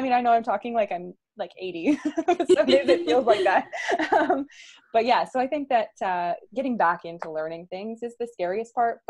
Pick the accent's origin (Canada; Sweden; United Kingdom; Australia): Canada; Kingston, Ontario; I grew up in Kingston, well, just outside of Kingston. So I'm a Kingston girl at heart